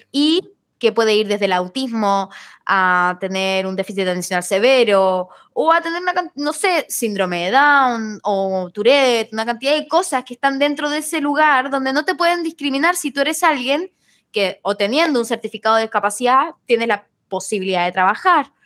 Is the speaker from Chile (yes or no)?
yes; Chile; now in Buenos Aires, Argentina